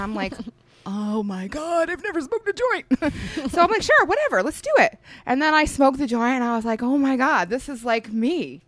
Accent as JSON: {"language": "English", "region": "Florida", "country": "United States", "tie": "born or raised there", "lives_now": "Oklahoma, United States", "said": "Okay, so we are from South Florida, that's where we grew up. And we decided to come to Oklahoma for a nice change of pace and do something that we loved."}